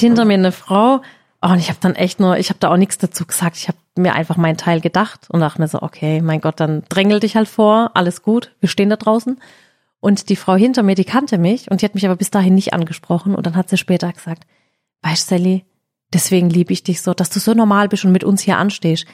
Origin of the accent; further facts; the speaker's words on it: Heidelberg, Baden-Württemberg, Germany; bei uns in Heidelberg